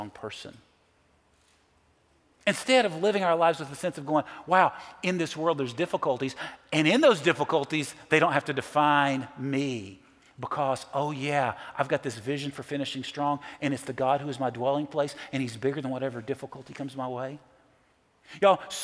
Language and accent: English; Nashville, Tennessee, United States; I'm from Nashville